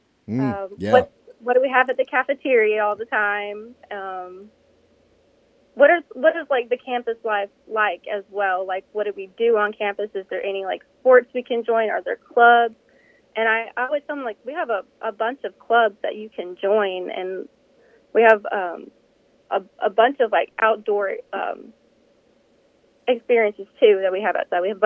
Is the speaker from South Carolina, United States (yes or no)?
no; Hernando, Mississippi, United States; I am from the North Mississippi area. I'm from Hernando.